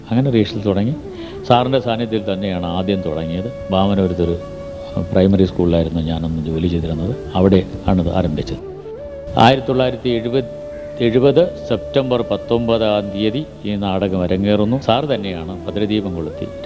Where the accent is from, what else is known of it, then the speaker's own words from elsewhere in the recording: Madavoor, Kerala, India; നാടകങ്ങൾ എഴുതുകയും ആ നാട്ടിൽ നാടകങ്ങൾ അവതരിപ്പിക്കുകയും ചെയ്യുന്ന മടവൂരാണ് എൻ്റെ ജന്മദേശം അവതരിപ്പിക്കുന്ന അത് കണ്ടു കേട്ട് വളർന്ന ഒരുത്തനാണ് ഞാൻ